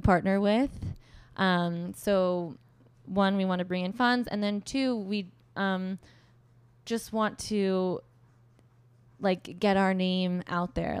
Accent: Orange County, Southern California, United States; moved away as an adult; now in New York, United States; I grew up in Southern California, um, Orange County area

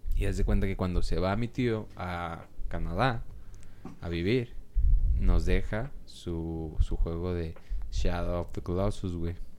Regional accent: Mexico; siendo mexicano

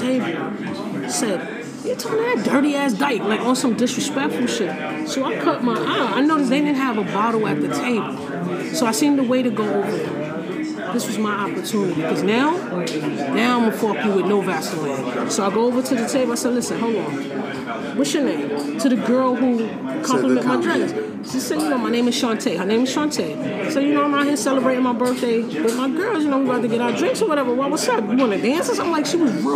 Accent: New York City, New York, United States; I'm from East New York, Brooklyn

